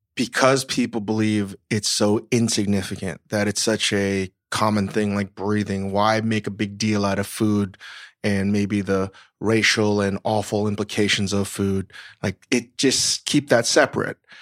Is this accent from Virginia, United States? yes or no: yes; Northern Virginia, United States; moved away; I grew up in Northern Virginia, v, like, basically the Mid-Atlantic South